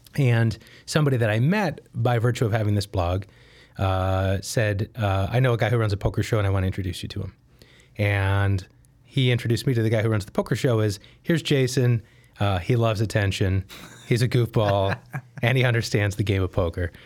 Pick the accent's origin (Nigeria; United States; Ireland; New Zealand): United States; Detroit, Michigan; moved away as an adult; now in Chicago, United States; I grew up in the Detroit area